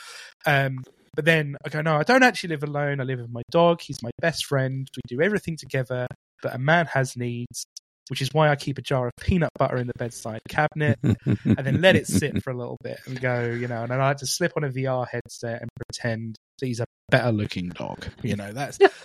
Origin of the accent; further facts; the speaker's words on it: Romford, East of England, United Kingdom; I'm from Romford, you know, which is in Essex.